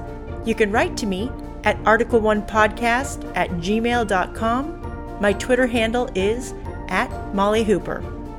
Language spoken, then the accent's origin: English; Central Valley of California, United States; I'm from the Central Valley of California.